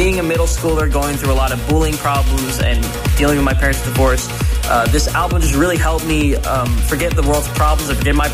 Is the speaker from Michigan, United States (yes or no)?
no; Long Beach, California, United States; I'm from Long Beach, California